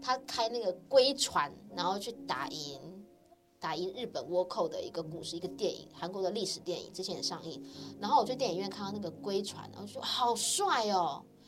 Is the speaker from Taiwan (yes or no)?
yes; Taiwan; now in South Korea; 如果我们是台湾人嘛，身为台湾人